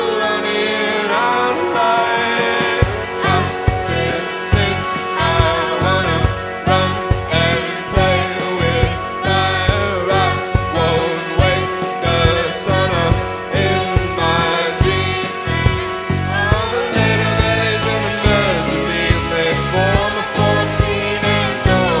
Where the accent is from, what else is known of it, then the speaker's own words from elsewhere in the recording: Bowling Green, Kentucky, United States; We're from Bowling Green, Kentucky